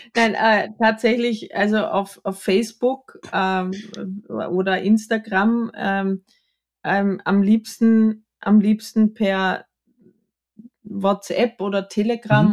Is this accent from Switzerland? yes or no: no; Austria; Ich bin im Mehrgenerationenhaus am Bauernhof in Österreich erzkatholisch groß geworden